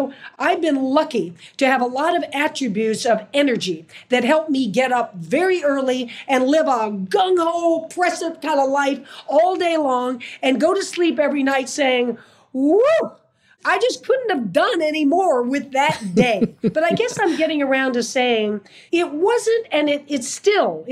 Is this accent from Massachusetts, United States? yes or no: no; Fort Lauderdale, Florida, United States; also born or lived in New York City; I was born in New York City, but by the time I was in second grade, so you're 7 years old, I was in Fort Lauderdale, Florida